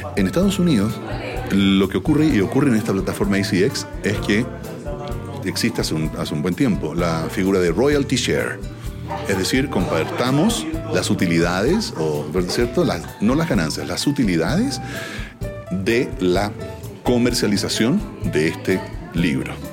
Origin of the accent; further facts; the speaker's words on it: Chile; accent: Chilean; como chileno